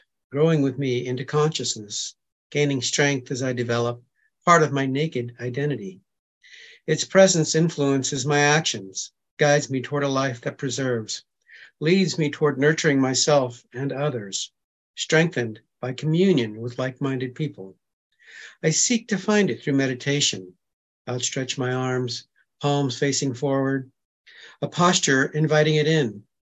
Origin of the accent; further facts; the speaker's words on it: Sacramento, California, United States; I'm from Sacramento.